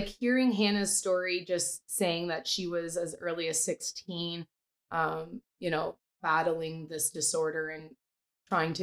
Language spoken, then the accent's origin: English; Sault Ste. Marie, Ontario, Canada; So we're from Sault Ste. Marie, population 75,000